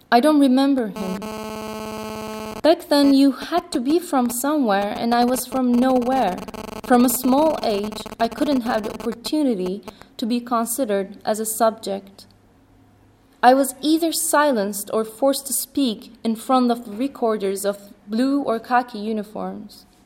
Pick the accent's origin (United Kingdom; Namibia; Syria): Syria; also born or lived in Kuwait; I was born in Kuwait. So, are you Kuwaitian? No, I grew up in Syria.